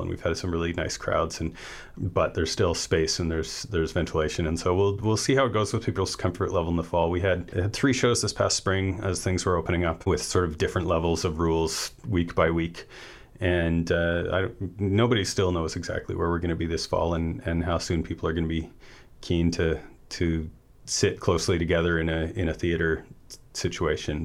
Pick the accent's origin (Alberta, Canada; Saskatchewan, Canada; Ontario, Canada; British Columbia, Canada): British Columbia, Canada; Vancouver; moved away as an adult; also born or lived in Comox Valley; now in Campbell River, Canada; I grew up in East Vancouver